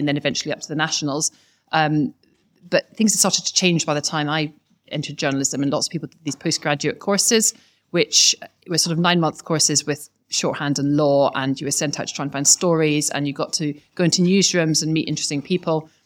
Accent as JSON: {"language": "English", "region": "Scotland", "country": "United Kingdom", "moved": "yes", "lives_now": "London, United Kingdom", "said": "as you can hear from my accent, probably just, I'm a Scot."}